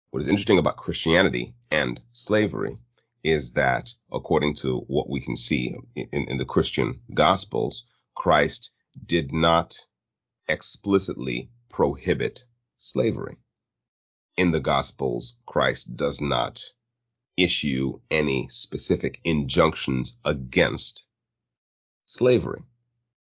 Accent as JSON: {"language": "English", "country": "United States", "said": "as an American"}